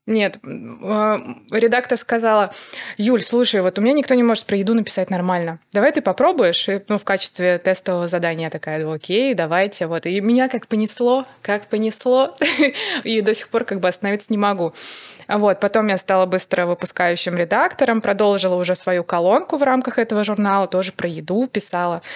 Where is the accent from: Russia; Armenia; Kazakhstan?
Russia; Saratov, Saratov Oblast; Я отучилась на факультете журналистики в Саратове, в моём родном городе